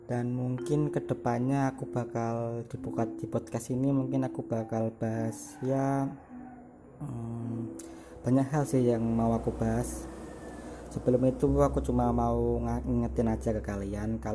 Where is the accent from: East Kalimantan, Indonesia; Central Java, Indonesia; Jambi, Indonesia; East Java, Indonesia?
Central Java, Indonesia; Semarang; terus aku orang Semarang